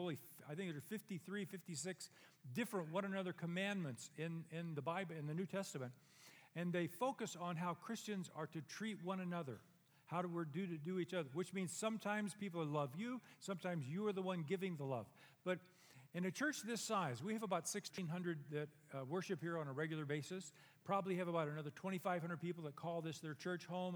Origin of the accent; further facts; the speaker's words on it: Dos Palos, California, United States; the church I was raised in Dos Palos